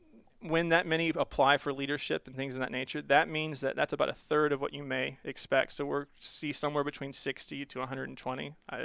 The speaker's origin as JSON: {"language": "English", "region": "Southeast", "country": "United States", "tie": "born or raised there", "said": "I grew up in the Southeast. So we lived in Florida, Georgia, Tennessee, Mississippi, all over the place."}